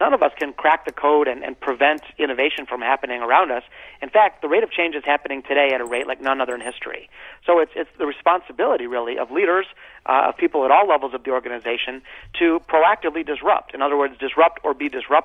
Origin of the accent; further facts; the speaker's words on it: Detroit, Michigan, United States; growing up in Detroit